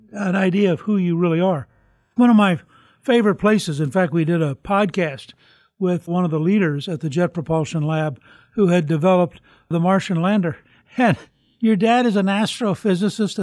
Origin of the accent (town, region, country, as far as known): United States